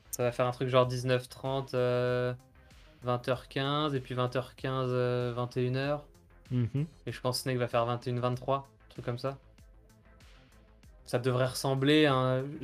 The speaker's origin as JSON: {"language": "French", "region": "Bourgogne-Franche-Comté", "country": "France", "said": "Je viens de Franche-Comté."}